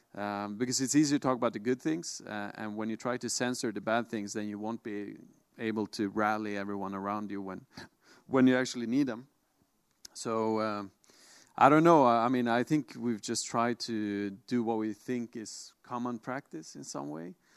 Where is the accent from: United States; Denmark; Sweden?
Sweden; born and raised in Sweden, as I am